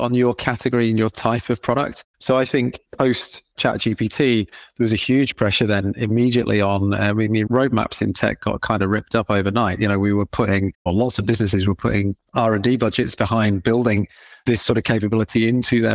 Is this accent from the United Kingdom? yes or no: yes; England, United Kingdom; accent: British/English